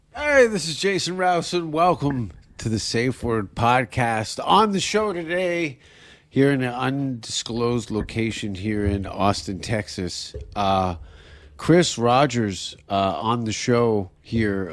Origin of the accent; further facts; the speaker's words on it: Canada; as a Canadian